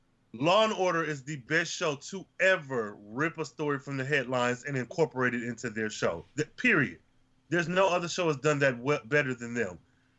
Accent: Flint, Michigan, United States; as somebody who's born and raised in Flint

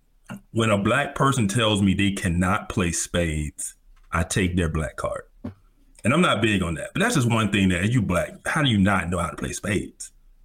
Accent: the South, United States; So I'm from the South.

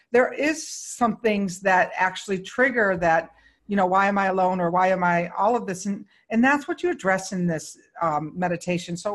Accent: Syracuse, New York, United States; now in Palm Springs, United States; I came from Syracuse.

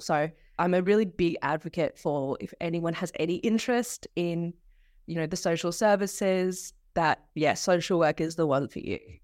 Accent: Tweed Heads, New South Wales, Australia; also born or lived in St George, Queensland; from Tweed, 'cause I'm actually in from Tweed. So, yeah, it's a little bit, a little bit out of the way, a little bit far from home

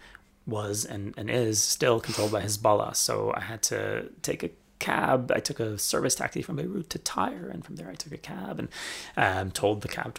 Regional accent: Canada; now in Israel; I'm Canadian, yeah. So I have a Canadian passport, and I look Canadian

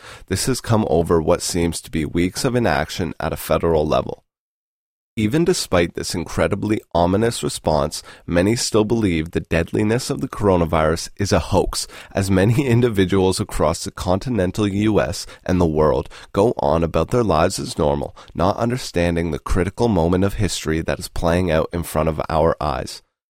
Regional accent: Canada; As a Canadian citizen, I hope we listen.

